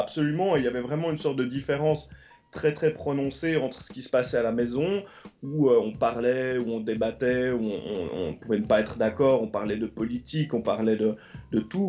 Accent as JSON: {"language": "French", "town": "Lausanne", "region": "Vaud", "country": "Switzerland", "tie": "born or raised there", "also_born_or_lived": "London", "moved": "as an adult", "lives_now": "Los Angeles, United States", "said": "j'ai grandi à Lausanne et autour de Lausanne comme enfant, donc dans les années 80."}